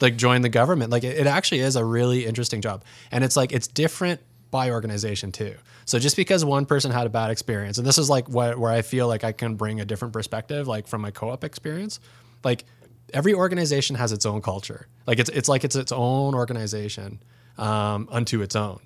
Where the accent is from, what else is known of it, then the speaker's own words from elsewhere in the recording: Pembroke, Ontario, Canada; moved away; growing up in Pembroke